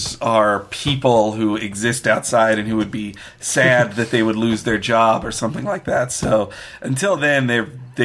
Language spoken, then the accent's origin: English; Marietta, Georgia, United States; I grew up in Marietta, Georgia